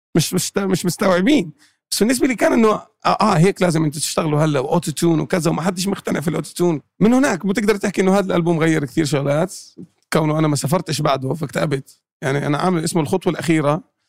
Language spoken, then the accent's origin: Arabic; Jordan; moved away; also born or lived in Palestine; أنا أردني فلسطيني